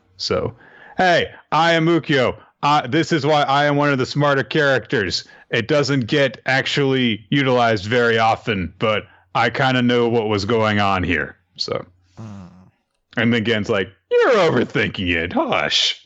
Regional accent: the South, United States; I'm from the South

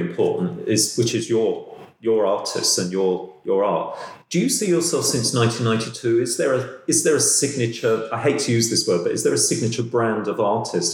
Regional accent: London, United Kingdom; as a Londoner

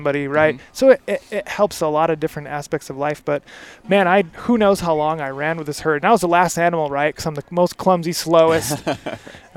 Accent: Michigan, United States; moved away; I grew up in Michigan, so I didn't grow up hunting elk

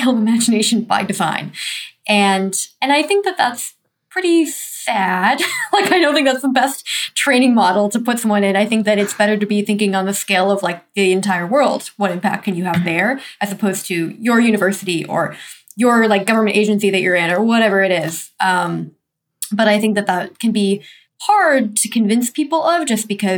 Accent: United States; the environment I grew up in America

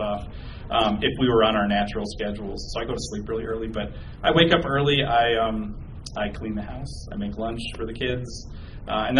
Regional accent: southern Minnesota, United States; I'm from a relatively small town, about 16,000 people in southern Minnesota

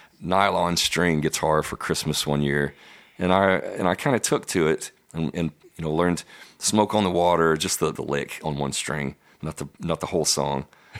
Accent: Denison, Texas, United States; moved away; I came from the Texoma area, which is Denison up there right on the Oklahoma border. Close to Oklahoma as you can get.

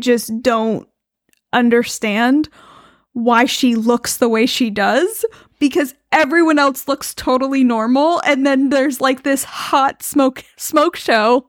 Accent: United States; I'm American

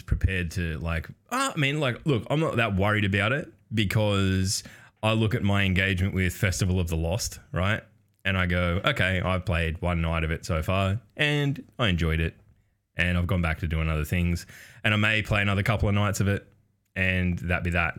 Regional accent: Australia; as an Australian

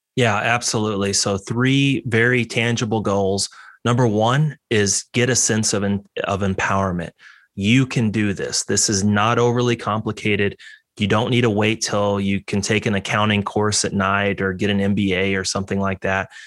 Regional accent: Texas, United States; moved away; I grew up in Texas.

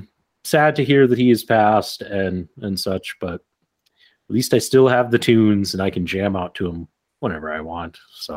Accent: Black Hills, South Dakota, United States; growing up in the Black Hills

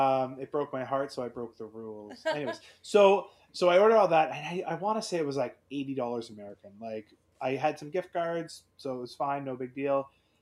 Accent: Canada; But as a Canadian, if you get a large order and it gets broken into two or three shipments, you're now paying that brokerage fee for UPS and the customs fee twice.

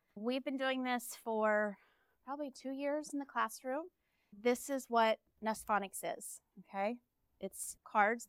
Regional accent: Dallas, Texas, United States; We're from Dallas

